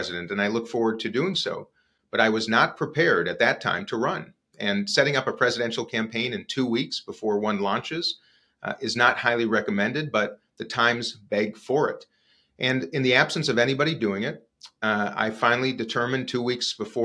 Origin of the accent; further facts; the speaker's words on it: Minneapolis, Minnesota, United States; I was on a radio show in my hometown of Minneapolis